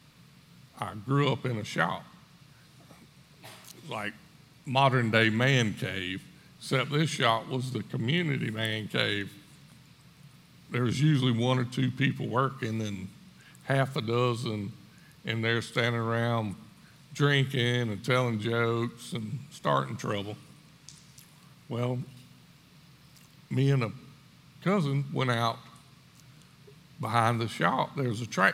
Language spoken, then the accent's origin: English; Screven County, Georgia, United States; I grew up in Scriven County